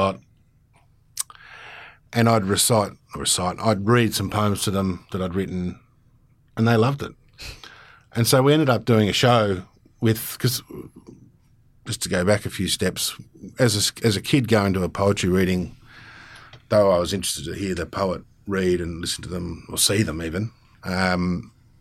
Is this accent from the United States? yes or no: no; Australia; also born or lived in London; now in Tennant Creek, Australia; as a Aussie